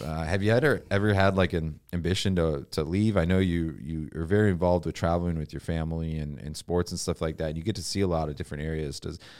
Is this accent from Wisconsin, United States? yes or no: yes; Wisconsin, United States; also born or lived in North Dakota; Yeah. I'm from Wisconsin, so like across the border, you know, but I lived in North Dakota as well, so kind of would go through Minnesota all the time.